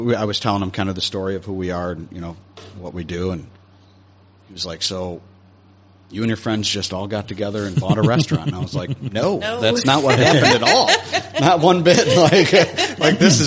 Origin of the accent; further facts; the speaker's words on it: Nedrow, New York, United States; also born or lived in Rochester; We grew up in Nedro